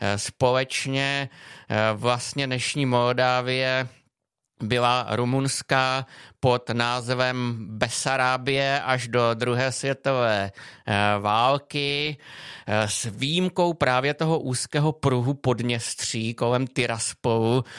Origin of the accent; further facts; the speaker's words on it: Czechia; jsem řekl Čech